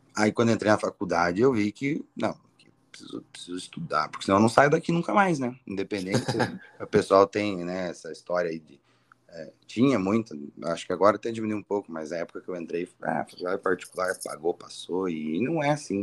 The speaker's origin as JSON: {"language": "Portuguese", "town": "Ponta Grossa", "region": "Paraná", "country": "Brazil", "tie": "born or raised there", "said": "nasci em Ponta Grossa mesmo, moro aqui desde sempre"}